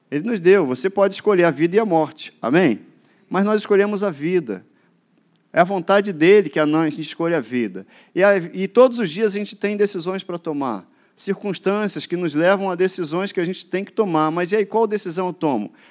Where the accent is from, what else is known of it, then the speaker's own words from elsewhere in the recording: Duque de Caxias, Rio de Janeiro, Brazil; also born or lived in Mato Grosso do Sul; sou daqui do Rio, de Caxias mais específico.